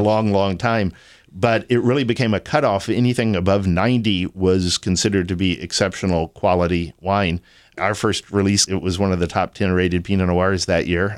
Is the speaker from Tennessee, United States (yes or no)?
no; Austin, Texas, United States; also born or lived in San Antonio, Texas / Sonoma, California; I was born and raised in Austin.